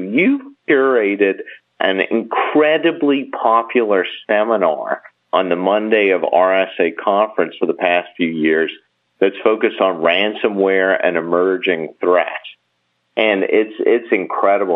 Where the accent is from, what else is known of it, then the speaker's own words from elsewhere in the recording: Bahamas; I'm from the Bahamas, and we have, you know, a country-owned television station